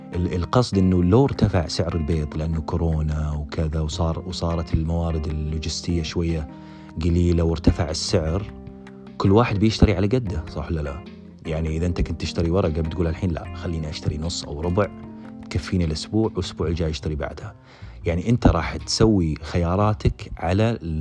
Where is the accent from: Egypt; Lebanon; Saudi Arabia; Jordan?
Saudi Arabia; moved away as an adult; احنا سعوديين